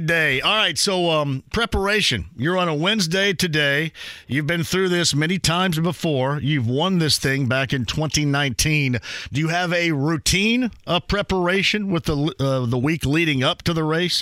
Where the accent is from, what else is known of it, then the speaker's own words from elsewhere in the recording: Indiana, United States; I'm here from from Indiana